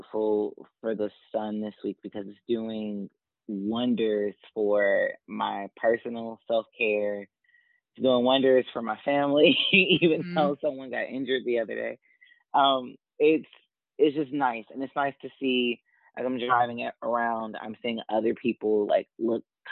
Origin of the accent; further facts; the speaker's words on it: Dayton, Ohio, United States; now in Columbus, United States; I too am from Dayton, born and raised